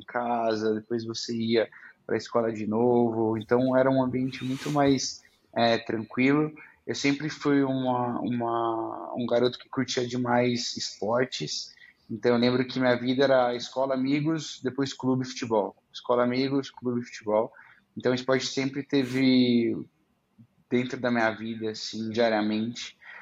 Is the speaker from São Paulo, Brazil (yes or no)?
yes; Araraquara, São Paulo, Brazil; moved away as an adult; also born or lived in Idaho; now in São Paulo, Brazil; eu sou do interior de São Paulo, né? Nasci em Araraquara.